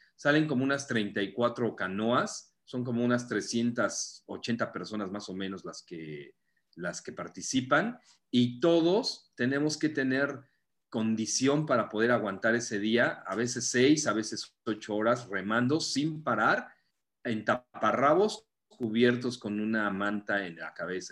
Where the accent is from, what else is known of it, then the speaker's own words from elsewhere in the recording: Mexico City, Mexico; moved away as an adult; now in Playa del Carmen, Mexico; Yo soy de la Ciudad de México